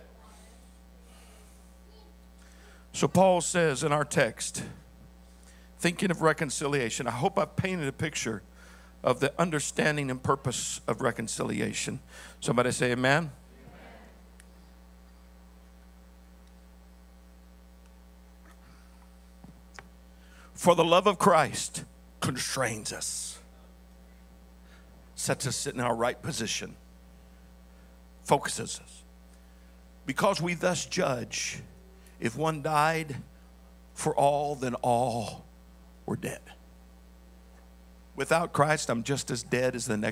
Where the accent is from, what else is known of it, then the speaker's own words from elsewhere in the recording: the South, United States; I was raised in the South